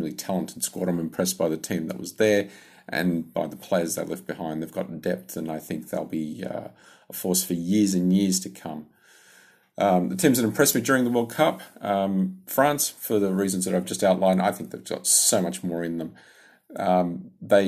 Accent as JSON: {"language": "English", "town": "Sydney", "region": "New South Wales", "country": "Australia", "said": "I'm from Sydney, Australia"}